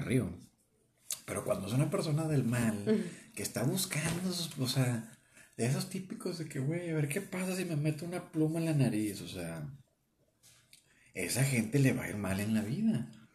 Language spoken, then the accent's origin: Spanish; northern Mexico, Mexico; accent: norteño; nuestro acento pues, es muy norteño de acá de, de México